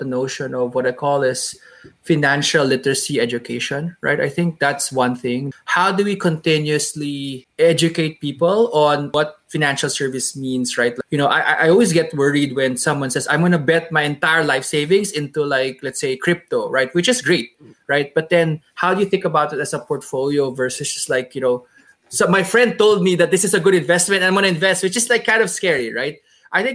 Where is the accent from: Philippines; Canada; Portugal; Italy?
Philippines; moved away as an adult; now in United States; being Filipino